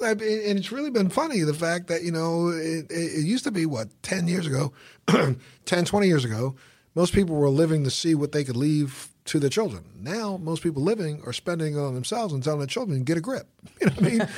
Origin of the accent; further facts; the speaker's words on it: Baltimore, Maryland, United States; Baltimore, you, that's, that's my hometown